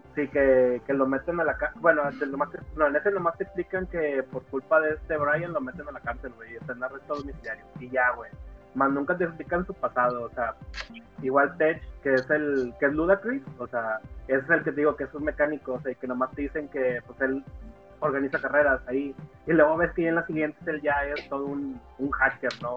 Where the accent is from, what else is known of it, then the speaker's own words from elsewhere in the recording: Monterrey, Nuevo León, Mexico; yo acá en Monterrey, pues, bueno, para los que no saben, pues, yo soy de Regionalia, 100% regio